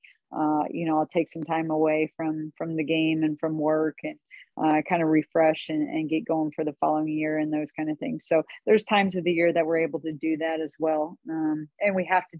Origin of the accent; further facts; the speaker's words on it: Northeast Missouri, United States; I grew up in Northeast Missouri, I didn't even want to go away to school at all